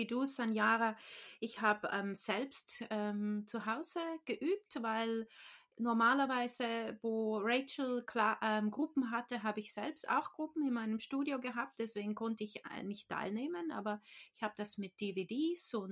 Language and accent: German; Trentino-Alto Adige, Italy; now in New Zealand; ich bin in Südtirol aufgewachsen, in Italien. Ähm, aber ich lebe jetzt schon seit mehr als 15 Jahren in Neuseeland. Deshalb kann ich nicht mehr so richtig gut Deutsch reden.